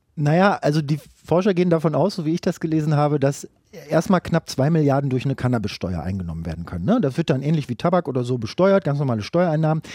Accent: Brandenburg, Germany; bei uns in Brandenburg, wo viel Platz ist

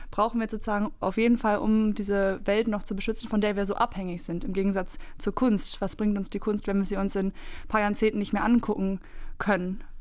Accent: East Germany, Germany; Aus meiner Erfahrung in der DDR, wo ich aufgewachsen

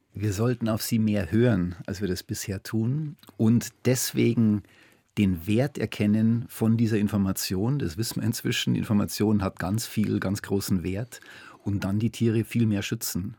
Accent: Germany; wenn man da als, als Deutscher kommt

